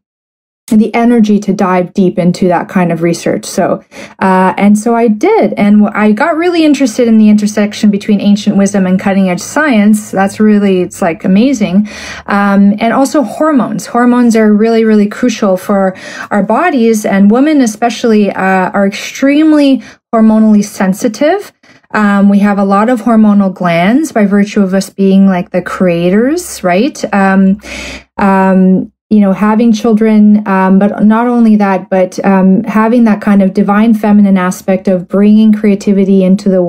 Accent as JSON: {"language": "English", "country": "Canada", "said": "I'm a Canadian medical doctor"}